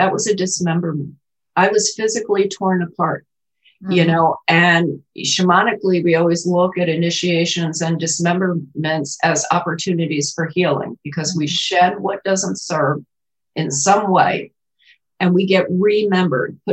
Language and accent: English; New York City, New York, United States; now in Kentucky, United States; I was born in Queens, New York